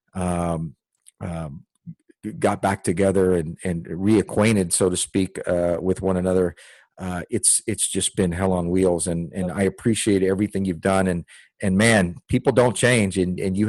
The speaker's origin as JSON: {"language": "English", "town": "Dickinson", "region": "Texas", "country": "United States", "tie": "born or raised there", "also_born_or_lived": "Houston, Texas / Austin, Texas / Germany", "said": "I grew up in Dickinson, Texas"}